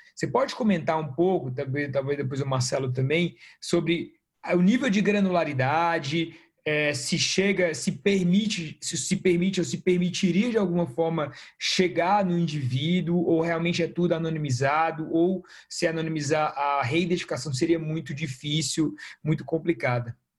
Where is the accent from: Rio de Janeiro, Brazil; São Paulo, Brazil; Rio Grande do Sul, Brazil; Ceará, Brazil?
Ceará, Brazil; Fortaleza; o meu Ceará, tá? eu sou cearense, sou de Fortaleza